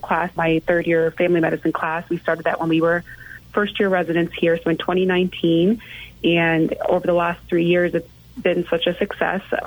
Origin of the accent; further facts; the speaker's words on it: New York, United States; moved away as an adult; now in Lima, United States; I was born and raised in New York, and I never thought I'd leave New York until I came to Lima